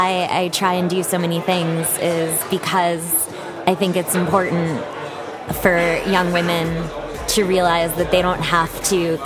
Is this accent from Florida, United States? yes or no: no; Andover, Massachusetts, United States; now in New York City, United States; I am from a little town in Massachusetts called Andover. It's about 20 minutes outside of Boston.